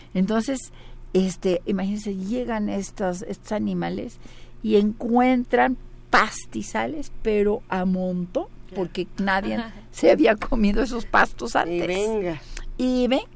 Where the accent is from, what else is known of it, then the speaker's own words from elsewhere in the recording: Mexico; el mexicano somos producto español, indio y negro